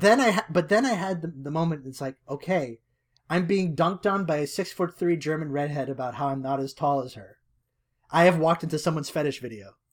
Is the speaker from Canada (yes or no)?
yes; Canada; I am Canadian